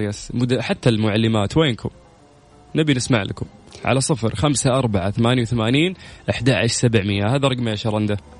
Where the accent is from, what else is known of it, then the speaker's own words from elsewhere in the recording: Saudi Arabia; عندنا في المملكة